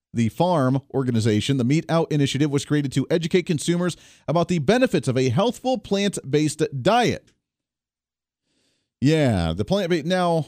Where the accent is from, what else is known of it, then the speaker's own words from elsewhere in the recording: Colorado, United States; moved away; I came from Colorado. I'm allowed to say that they're kind of nuts. That's why I left the state of Colorado.